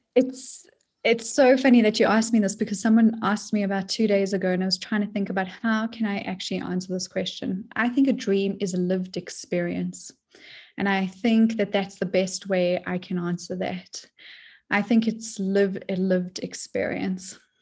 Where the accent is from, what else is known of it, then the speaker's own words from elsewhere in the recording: South Africa; now in United States; I'm originally from South Africa, um, but I'm stateside now